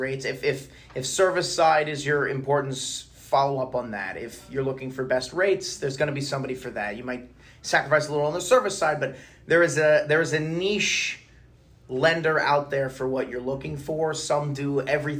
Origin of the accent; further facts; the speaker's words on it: Baltimore, Maryland, United States; I grew up in Baltimore